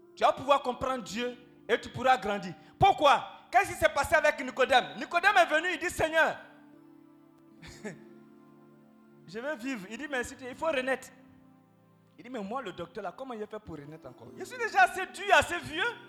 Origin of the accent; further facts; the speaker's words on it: Abidjan, Côte d’Ivoire; je viens d'Abobo